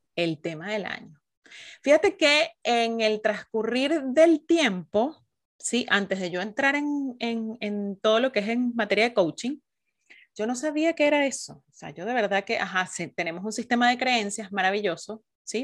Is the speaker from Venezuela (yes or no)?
yes; Venezuela; now in Chile; las dos somos venezolanas, sí, nos venimos a conocer muy en profundidad aquí en Chile